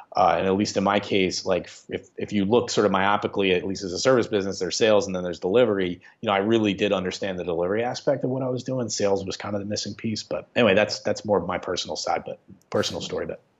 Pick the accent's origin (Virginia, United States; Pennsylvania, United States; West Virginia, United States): Pennsylvania, United States; Upper Darby; I grew up in Upper Darby. I went to Upper Darby High School, and so I've been in this region my whole life